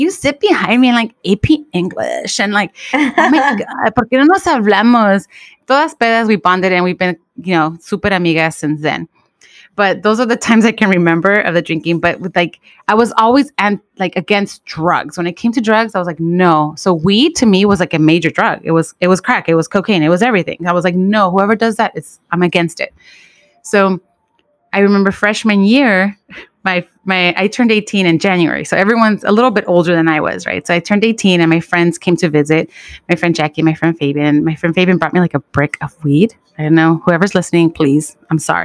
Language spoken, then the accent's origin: English; Los Angeles, California, United States; I grew up on Defiance Avenue in Watts